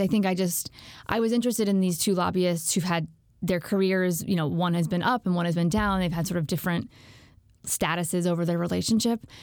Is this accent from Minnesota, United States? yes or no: no; Alexandria, Virginia, United States; I'm from Alexandria, Virginia, which is a suburb right outside D C.